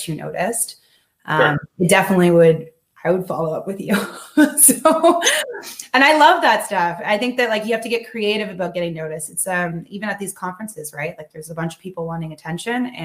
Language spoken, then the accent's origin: English; Arkansas, United States; also born or lived in Georgia; I lived in Georgia and also Arkansas.